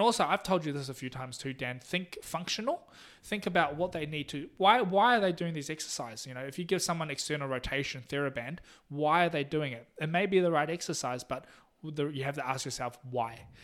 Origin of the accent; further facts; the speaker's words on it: Taiwan; also born or lived in New Zealand; now in Tamworth, Australia; I'm also from Taiwan.